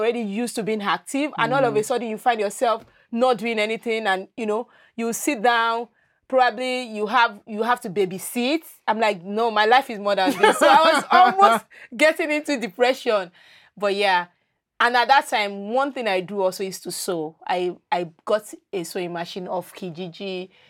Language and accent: English; Lagos, Nigeria; moved away as an adult; now in Nova Scotia, Canada; I grew up in Lagos. I lived all my life in Lagos.